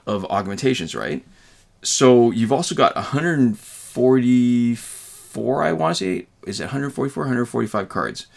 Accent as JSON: {"language": "English", "country": "Canada", "said": "as a Canadian"}